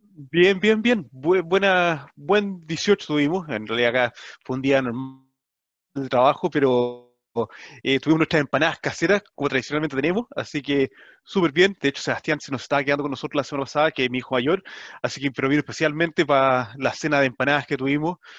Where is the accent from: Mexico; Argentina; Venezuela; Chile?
Chile; nosotros como chilenos, puede ser comunicado en nuestra misma lengua.